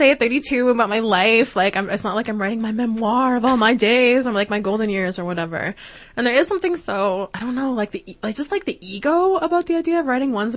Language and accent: English; Regina, Saskatchewan, Canada; moved away; also born or lived in Montreal; when I was growing up in Regina and what led me to move to Montreal